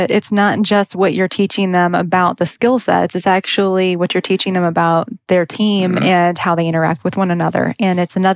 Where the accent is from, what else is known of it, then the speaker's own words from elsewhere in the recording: Southern Illinois, United States; also born or lived in St. Louis, Missouri; I'm from Southern Illinois, born